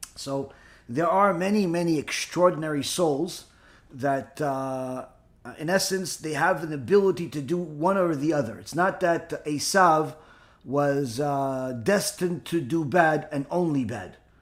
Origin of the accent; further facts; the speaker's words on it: Israel; I was born in Israel